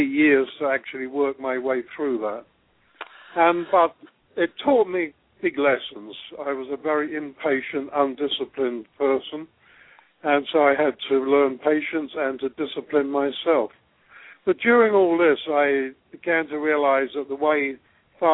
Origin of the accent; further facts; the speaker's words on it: England, United Kingdom; moved away as an adult; now in Australia; I was born in England and grew up on a farm